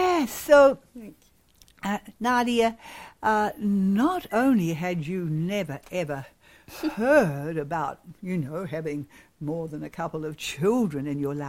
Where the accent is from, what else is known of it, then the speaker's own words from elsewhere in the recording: Rwanda; Where I was raised in Rwanda, East Africa, this was not common.